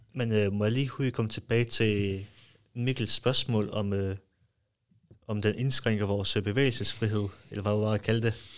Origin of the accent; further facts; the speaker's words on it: Jutland, Denmark; som jyde